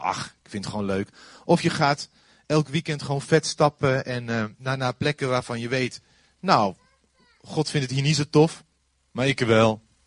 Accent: Netherlands

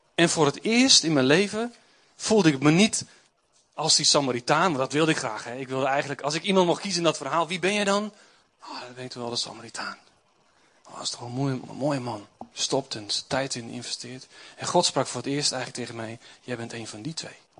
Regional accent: Doetinchem, Gelderland, Netherlands; Ik kom uit Doetinchem.

